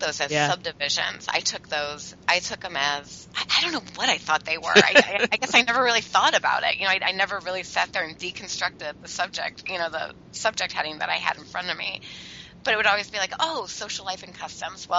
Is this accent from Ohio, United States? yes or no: no; Illinois, United States; I'm from Illinois.